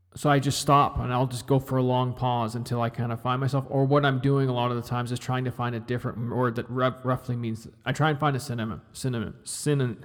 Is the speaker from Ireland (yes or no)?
no; Canada; I'm Canadian.